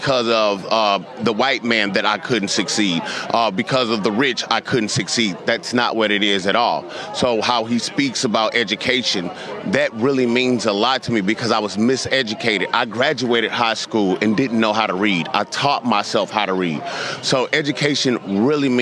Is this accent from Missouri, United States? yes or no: yes; St. Louis, Missouri, United States; Growing up in St. Louis, Missouri